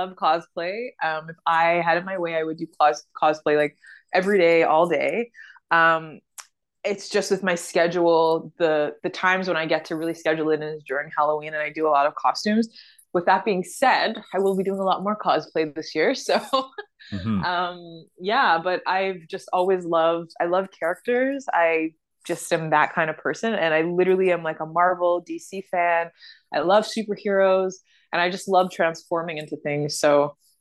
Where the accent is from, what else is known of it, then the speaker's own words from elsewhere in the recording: Canada; also born or lived in Uganda; now in Toronto, Canada; I was from the West